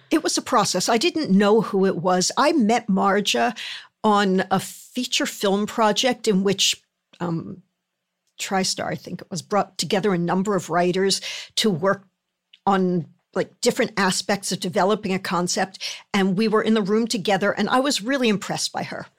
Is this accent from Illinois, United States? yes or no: no; Philadelphia, Pennsylvania, United States; moved away; I grew up in Philadelphia